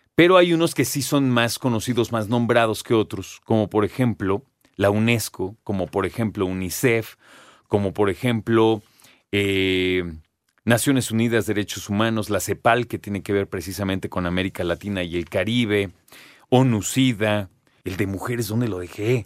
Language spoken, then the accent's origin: Spanish; Mexico; nosotros como mexicanos, como citadinos